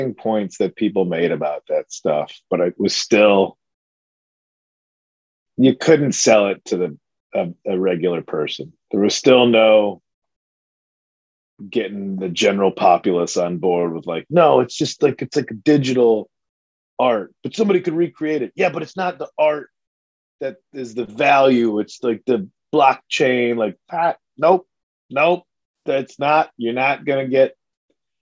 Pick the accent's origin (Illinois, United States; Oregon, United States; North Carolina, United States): Illinois, United States; Addison; my hometown of Addison, Illinois